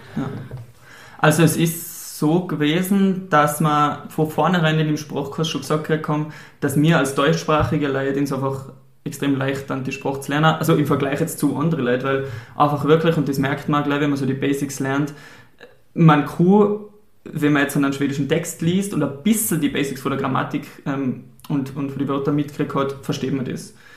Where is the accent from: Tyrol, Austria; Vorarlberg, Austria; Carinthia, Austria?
Tyrol, Austria; St. Ulrich am Pillersee; also born or lived in Sweden; ich komme aus Österreich, aus der Stadt, jetzt habe ich gesagt, die Stadt St. Ulrich